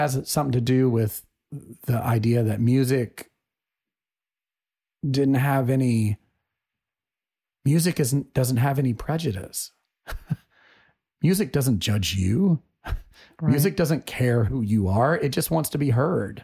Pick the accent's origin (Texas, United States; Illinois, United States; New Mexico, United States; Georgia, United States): Georgia, United States; Atlanta; we're from Atlanta and that's just that kind of town